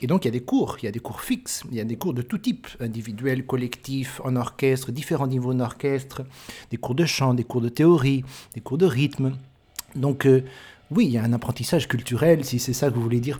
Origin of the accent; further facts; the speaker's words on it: France; je suis français